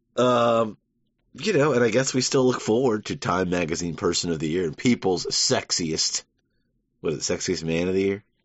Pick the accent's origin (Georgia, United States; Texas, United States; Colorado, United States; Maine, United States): Georgia, United States; I'm half New Jersey. My dad's North Carolina. My mom's New Jersey. They came together, made a Georgian